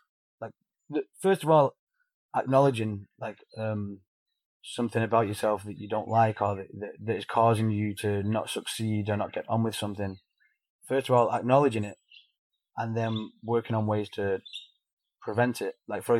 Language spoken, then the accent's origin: English; United Kingdom; This is how we are. We're British. We eat beige food.